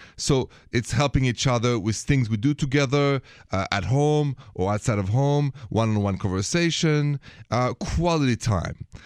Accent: France; accent: French; My accent is French

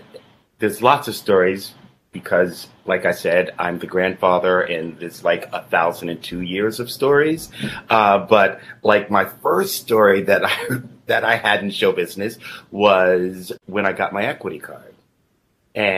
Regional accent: New York City, New York, United States; born and raised right here in New York City in Harlem Hospital in a decade long, long, long ago.

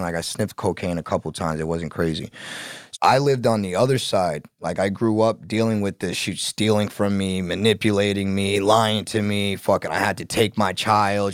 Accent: New York City, New York, United States; also born or lived in Bronx; I grew up in Brooklyn, was born in Brooklyn

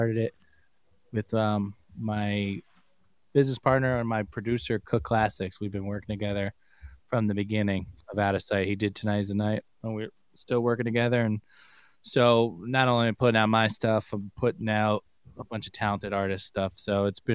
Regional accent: New York, United States; I grew up in New York

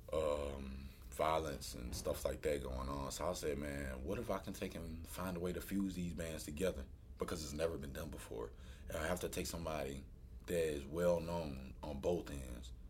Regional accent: New York, United States; you know, it was a joke when I first got here, you know, I was a kid from New York.

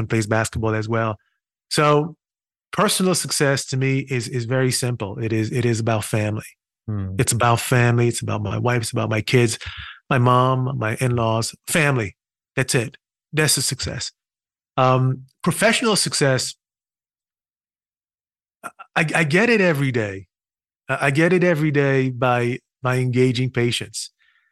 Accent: Haiti; moved away as an adult; also born or lived in Brooklyn, New York; now in United States; I was born and raised in Haiti. I spent 18 years in Haiti.

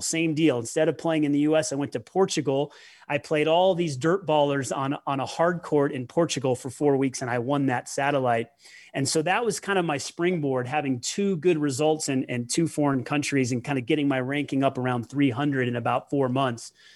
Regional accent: Denver, Colorado, United States; I moved to Denver with my mother, and, uh, you know, that's where her family was from

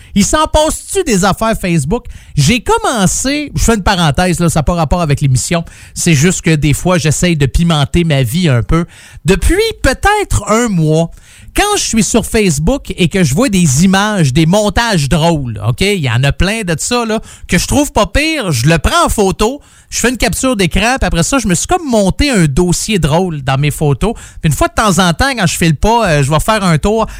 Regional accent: Saint-Jérôme, Quebec, Canada; ma ville natale au mois de mai à Saint-Jérôme.

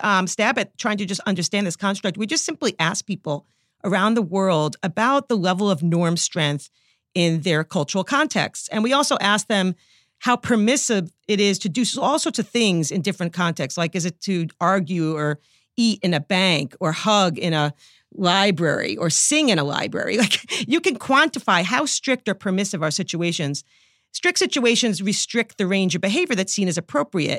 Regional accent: New York, United States; accent: New York; I'm a New Yorker

